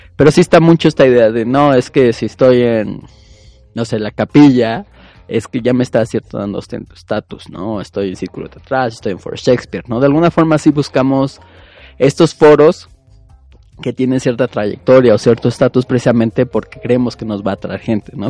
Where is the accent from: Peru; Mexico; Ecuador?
Mexico; como mexicanos, es a lo que estamos acostumbrados